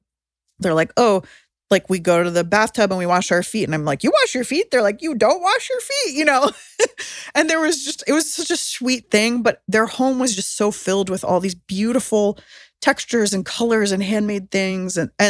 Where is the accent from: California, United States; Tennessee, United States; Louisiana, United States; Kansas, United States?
California, United States; San Diego; I mean, I grew up in San Diego, so I was a lot in citrus orchards